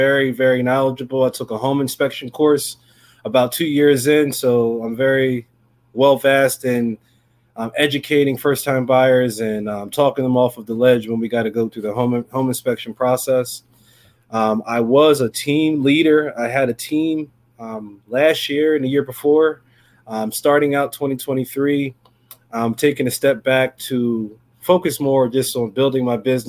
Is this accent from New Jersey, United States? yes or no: yes; New Jersey, United States; I'm from New Jersey. Primary South Jersey is my territory